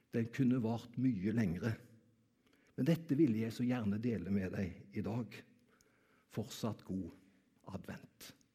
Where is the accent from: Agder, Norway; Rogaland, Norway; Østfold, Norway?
Rogaland, Norway; Karmøy; Jeg kommer jo fra Karmøy.